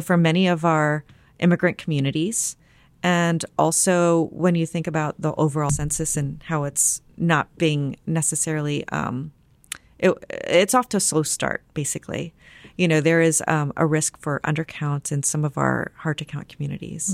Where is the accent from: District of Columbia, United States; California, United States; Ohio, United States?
Ohio, United States; near Dayton; also born or lived in San Antonio, Texas; I moved to Ohio when I was about five and a half years old.